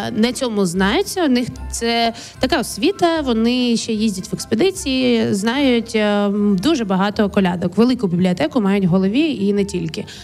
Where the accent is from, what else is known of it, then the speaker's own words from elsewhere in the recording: Kharkiv Oblast, Ukraine; моє дитинство розділене було на Київську область і Харківську область. Звідки мама родом? Це Харківщина, і от якраз на Харківщині ми ходили.